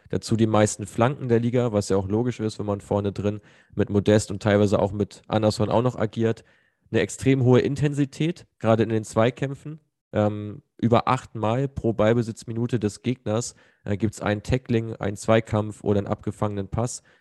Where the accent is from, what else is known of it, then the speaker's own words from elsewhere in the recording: Cologne, North Rhine-Westphalia, Germany; will man sich ja gar nicht äh, ausdenken als Kölner